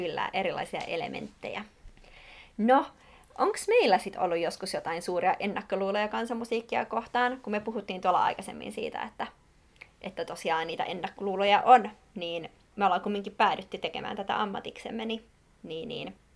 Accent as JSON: {"language": "Finnish", "town": "Espoo", "region": "Uusimaa", "country": "Finland", "tie": "born or raised there", "said": "Mä oon Espoosta kotosin"}